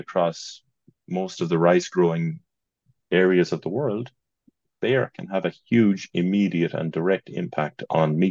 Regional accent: Roscommon, Connacht, Ireland; moved away; the one that we grew up in Roscommon

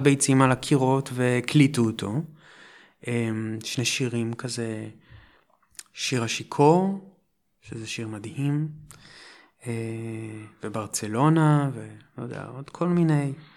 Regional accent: Holon, Tel Aviv District, Israel; moved away as an adult; also born or lived in Jerusalem; במקור מחולון

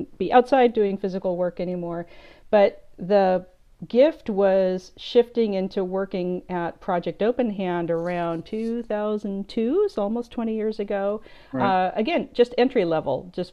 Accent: Southern California, United States; I grew up in Southern California in kind of a show business TV film family

